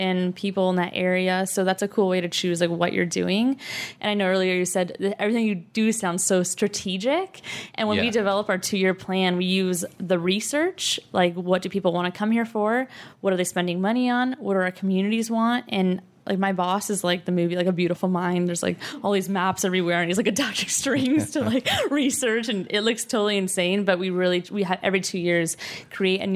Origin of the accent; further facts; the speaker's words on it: Oregon coast, United States; also born or lived in Paris; I'm from the Oregon coast myself. So I'm very passionate. It's like my favorite place on earth because that's where my family is from. So being able to use a lot of the work I've done internationally and then really supporting the communities where I grew up